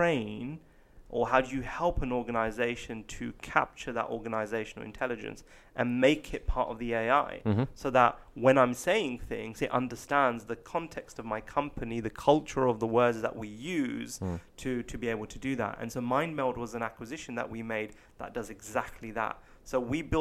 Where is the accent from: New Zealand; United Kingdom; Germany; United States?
United Kingdom; England; being English, being British